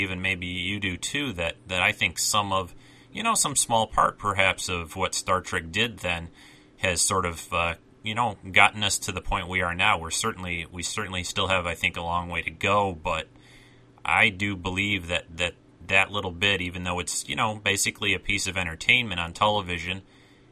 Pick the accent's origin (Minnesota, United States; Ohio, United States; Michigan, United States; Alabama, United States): Michigan, United States; Detroit; I grew up in the Detroit area